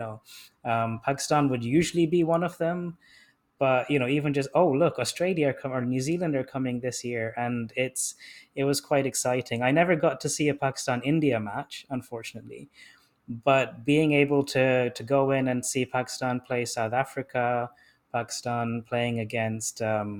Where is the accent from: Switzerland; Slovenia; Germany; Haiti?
Germany; me being a German and Bayern Munich supporter while being in a completely English school